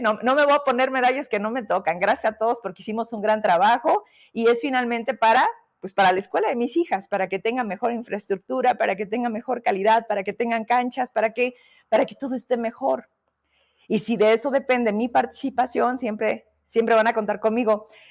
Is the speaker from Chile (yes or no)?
no; Fresnillo, Zacatecas, Mexico; yo soy de allá de Fresnillo